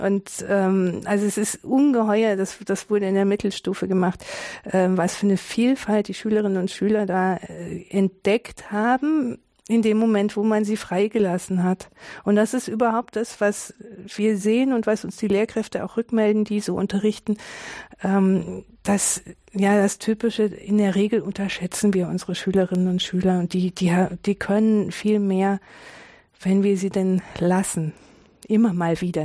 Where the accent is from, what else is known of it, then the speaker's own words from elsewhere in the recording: Tübingen, Baden-Württemberg, Germany; in Tübingen, wo ich geboren bin